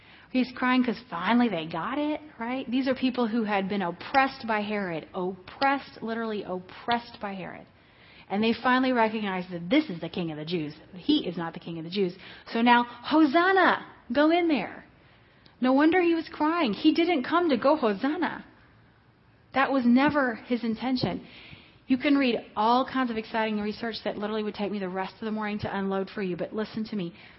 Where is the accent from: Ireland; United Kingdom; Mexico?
Mexico; Hello. I am from Mexico.